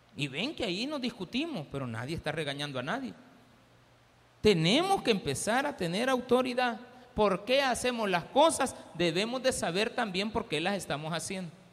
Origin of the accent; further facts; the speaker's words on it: El Salvador; somos los salvadoreños